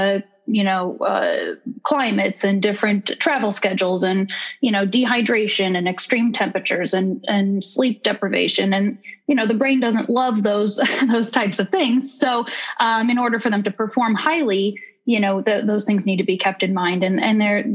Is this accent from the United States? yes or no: yes; Connecticut, United States; I'm from Connecticut originally.